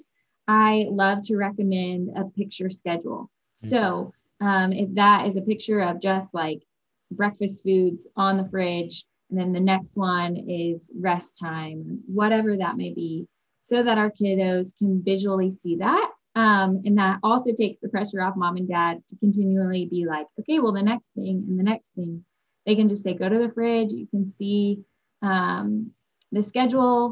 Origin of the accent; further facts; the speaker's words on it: Nashville, Tennessee, United States; now in Birmingham, United States; I am originally from Nashville, Tennessee